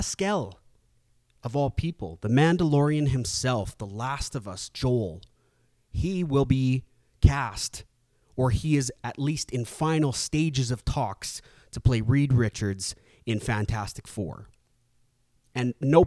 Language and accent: English; Canada; my native tongue back now that I'm back in Canada.